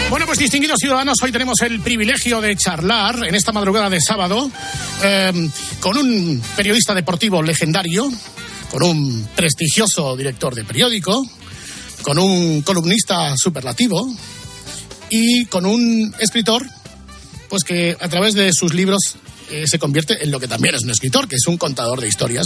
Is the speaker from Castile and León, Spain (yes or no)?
no; Gijón, Asturias, Spain; Todos somos de Gijón